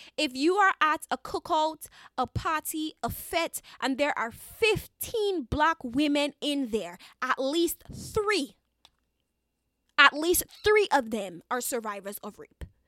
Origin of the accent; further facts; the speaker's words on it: Dominica; I am a Dominican citizen, Caribbean citizen, so I have to apologize in advance. If you hear a little bit of my accent